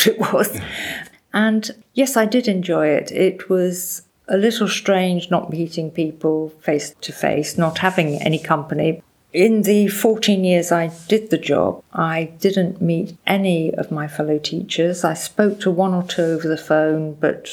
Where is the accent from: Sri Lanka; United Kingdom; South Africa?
United Kingdom; England; accent: English; moved away as an adult; now in France; I have a very strong English accent